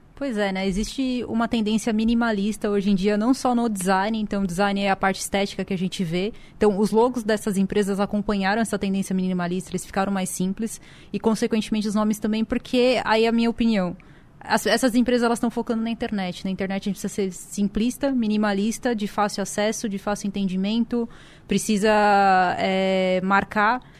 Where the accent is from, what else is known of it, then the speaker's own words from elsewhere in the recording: São Paulo, Brazil; eu sou de São Paulo